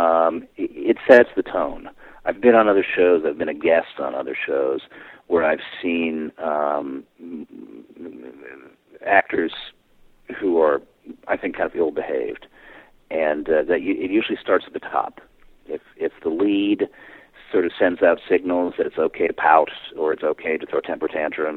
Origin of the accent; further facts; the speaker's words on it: East Coast, United States; moved away; I grew up on the East Coast.